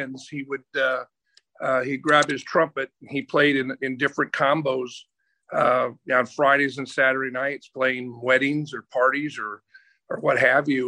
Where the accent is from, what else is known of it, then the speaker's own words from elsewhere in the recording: Green Bay, Wisconsin, United States; moved away as an adult; also born or lived in Atlanta; I grew up in a little town called Green Bay, Wisconsin